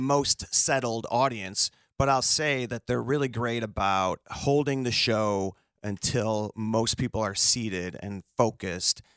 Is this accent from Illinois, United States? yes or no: yes; Chicago, Illinois, United States; I grew up on the South Side, taking the Dan.